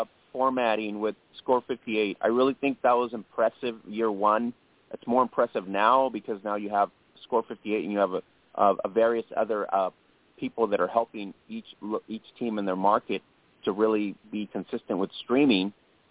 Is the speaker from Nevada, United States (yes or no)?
yes; Las Vegas, Nevada, United States; I'm originally from Las Vegas and I want to watch my Vegas team, right?